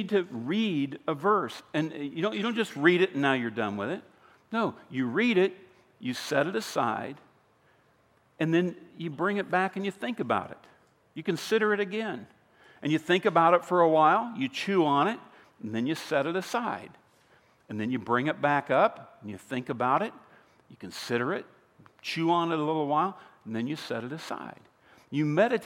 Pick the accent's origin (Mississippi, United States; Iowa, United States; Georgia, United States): Iowa, United States; I grew up in Iowa. I grew up in a town of about 302 people.